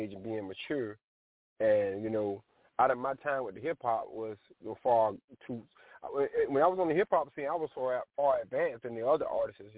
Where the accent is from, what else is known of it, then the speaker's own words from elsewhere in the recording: the South, United States; because I'm from the South